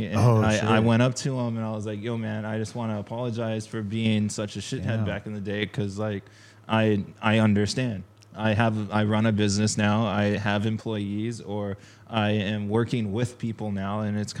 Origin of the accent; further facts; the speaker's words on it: Huntington Beach, California, United States; I was like skating in Huntington this one time. It's Surf City, right?